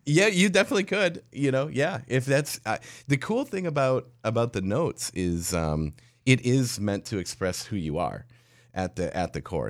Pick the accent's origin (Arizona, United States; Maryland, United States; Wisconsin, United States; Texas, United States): Wisconsin, United States; La Crosse; I was a mobile DJ in La Crosse, Wisconsin, in my hometown